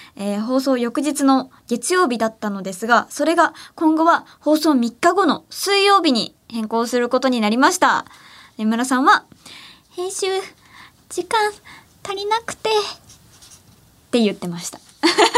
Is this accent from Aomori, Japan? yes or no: no; Ehime, Japan; 私の地元愛媛